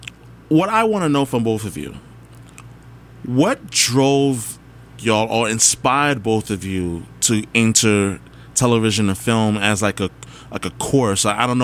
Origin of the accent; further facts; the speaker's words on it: Guyana; I'm Guyanese, so, like, this...